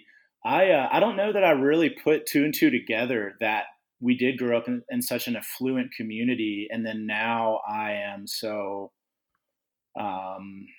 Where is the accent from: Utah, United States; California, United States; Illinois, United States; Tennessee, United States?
Tennessee, United States; Nashville; growing up in Nashville, Tennessee together and hanging out in middle school and high school